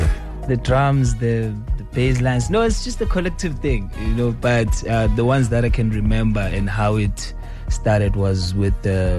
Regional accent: Ivory Park, Gauteng, South Africa; I'm from Ivory Park. Born and raised in Ivory Park.

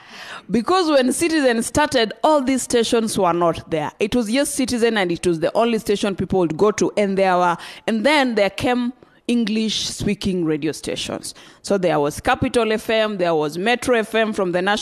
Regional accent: Western Kenya, Kenya; I come from Western Kenya

